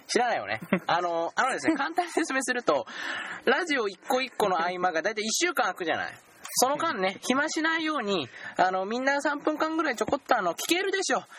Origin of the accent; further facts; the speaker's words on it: Aichi, Japan; 僕ら愛知県民